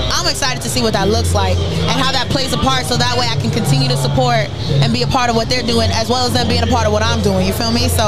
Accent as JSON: {"language": "English", "town": "Pawtucket", "region": "Rhode Island", "country": "United States", "said": "But I've been away from Rhode Island for a minute."}